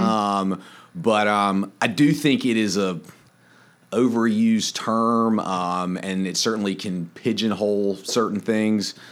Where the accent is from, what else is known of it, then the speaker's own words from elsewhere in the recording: Wilmington, North Carolina, United States; moved away as an adult; now in Charleston, United States; I grew up in Wilmington, North Carolina